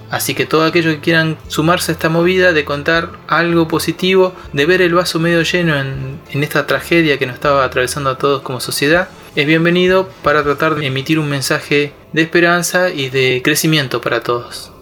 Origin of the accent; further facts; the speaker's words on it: Neuquén, Argentina; soy de Neuquén Capital, Patagonia, Argentina.